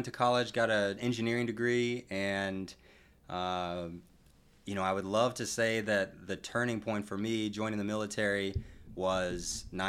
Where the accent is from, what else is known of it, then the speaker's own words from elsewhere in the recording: San Antonio, Texas, United States; also born or lived in Netherlands / Iceland; I was born in the Netherlands. {S0} Wow. {S1} I lived in Iceland for a little while, and I grew up mostly in San Antonio.